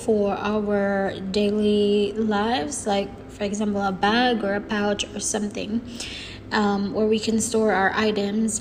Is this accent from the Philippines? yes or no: yes; Philippines; now in Dubai, United Arab Emirates; I am from the Philippines. I am 24 years old and I'm currently based here in the Middle East, specifically Dubai, United Arab Emirates.